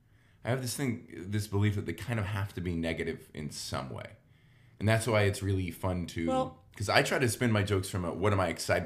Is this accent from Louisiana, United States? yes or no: yes; Cajun, Louisiana, United States; being Cajun